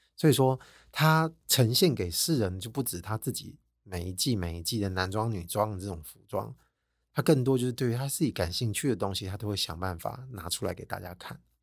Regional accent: Taiwan; 我们台湾人

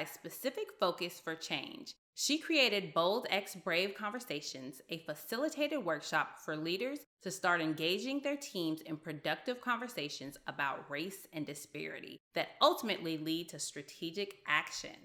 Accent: the South, United States; being a Southerner in the United States

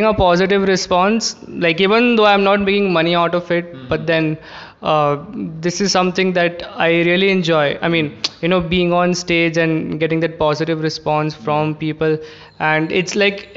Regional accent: Jaipur, Rajasthan, India; moved away as an adult; now in Bangalore, India; I'm from Jaipur, and then I got into Christ. And in Bangalore

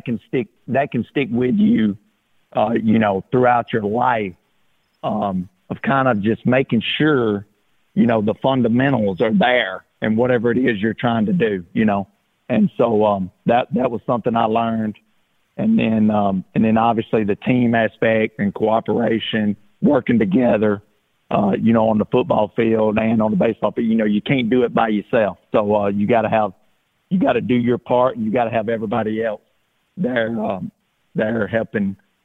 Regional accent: Alabama, United States; growing up in Alabama, you know, we love to get outside and play ball

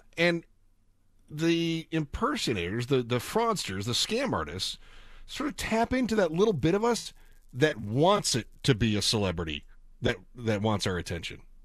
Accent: Midwest, United States; moved away as an adult; also born or lived in Kansas / Phoenix; now in Southern California, United States; I grew up in the Midwest

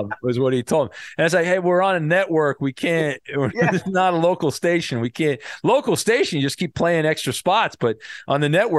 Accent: West Coast, United States; I grew up on the West Coast

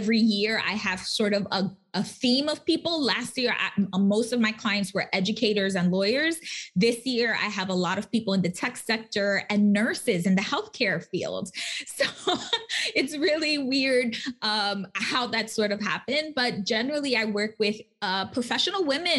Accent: New York City, New York, United States; I'm from the Bronx. Like, I'm a Latina

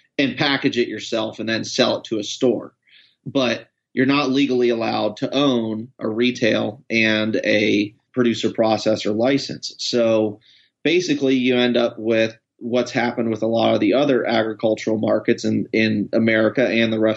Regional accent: East Coast, United States; also born or lived in Washington; now in Portland, United States; I'm originally from the East Coast, but lived in Washington for a long time

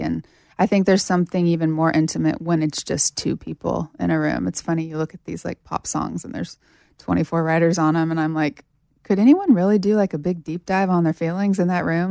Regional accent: Sterling, Kansas, United States; moved away; I was living in my hometown in Kansas at this, at this point

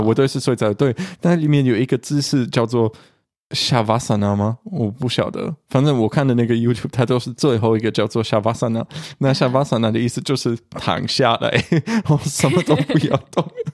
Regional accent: Germany; 我们德国人超喜欢爬山的

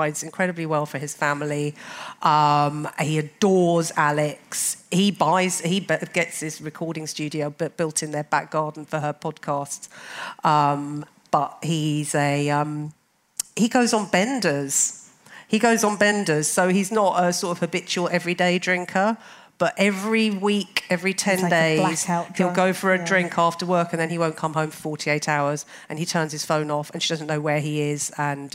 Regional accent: London, United Kingdom; I'm a Londoner, born and bred

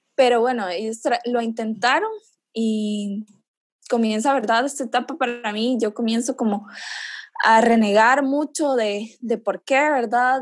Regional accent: Nicaragua; moved away as an adult; now in Costa Rica; soy nicaragüense actualmente vivo en Costa Rica

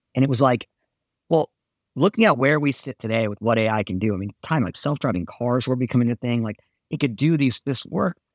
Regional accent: Southern California, United States; I grew up in Southern California

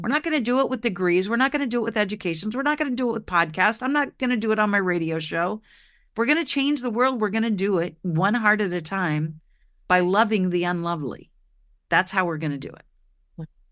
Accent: Oregon, United States; I grew up in Oregon

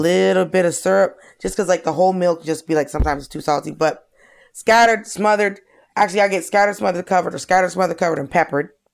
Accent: Georgia, United States; I grew up in Georgia

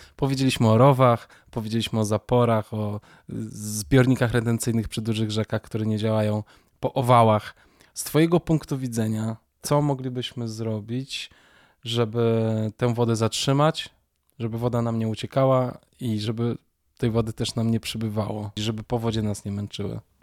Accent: Warsaw, Masovian Voivodeship, Poland; urodziłem się w Warszawie

